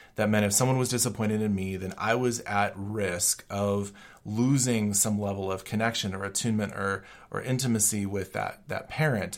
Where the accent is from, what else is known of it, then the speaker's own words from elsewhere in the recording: Colorado, United States; moved away as an adult; also born or lived in Chicago / Germany; I was from Colorado